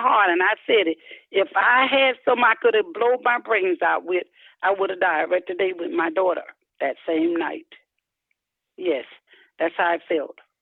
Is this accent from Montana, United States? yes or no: no; Ocala, Florida, United States; I'm from Ocala, Florida.